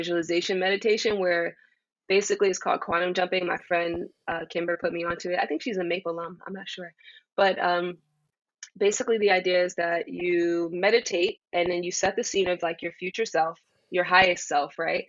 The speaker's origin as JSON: {"language": "English", "town": "New York City", "region": "New York", "country": "United States", "said": "I am from Jamaica, Queens"}